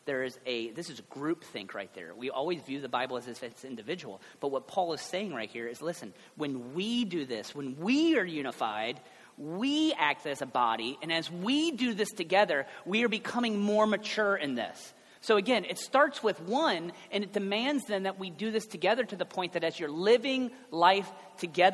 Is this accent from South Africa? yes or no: no; Cincinnati, Ohio, United States; I guess I'm from Ohio, but really I'm from Cincinnati